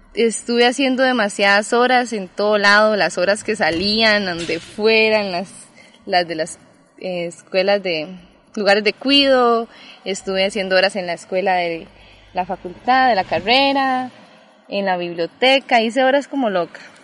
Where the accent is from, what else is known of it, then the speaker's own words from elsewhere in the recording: Costa Rica; also born or lived in Colombia; crecimos por acá en Costa Rica